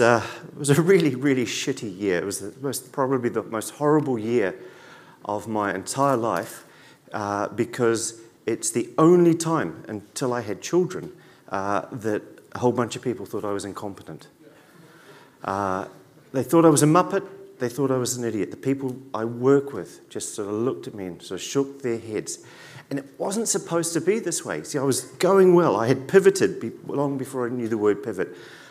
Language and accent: English; New Zealand; also born or lived in Dublin, Ireland; I lived in Dublin for 3 years, from 97 to 2000. I came here from New Zealand.